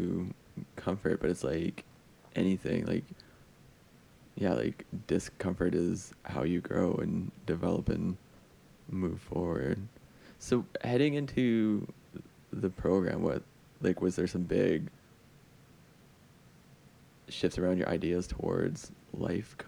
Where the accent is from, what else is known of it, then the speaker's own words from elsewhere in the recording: Alberta, Canada; I'm also from Alberta